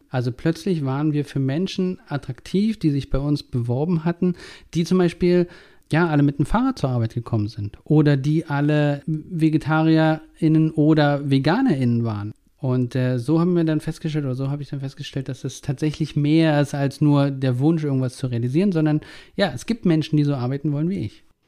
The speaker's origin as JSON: {"language": "German", "region": "East Germany", "country": "Germany", "tie": "born or raised there", "lives_now": "Berlin, Germany", "said": "Ich bin in der DDR groß geworden"}